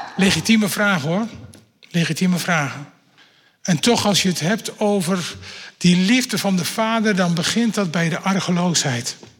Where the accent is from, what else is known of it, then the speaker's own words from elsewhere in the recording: Netherlands; dat ben ik een echte Nederlander